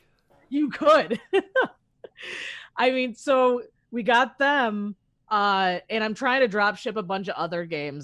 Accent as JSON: {"language": "English", "town": "Chicago", "region": "Illinois", "country": "United States", "said": "I'm originally from Chicago"}